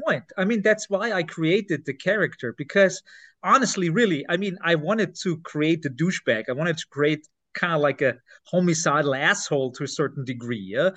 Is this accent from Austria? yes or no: yes; Lower Austria, Austria; English is a second language; I'm not from Upper Austria. Uh, I'm I'm I was born in Lower Austria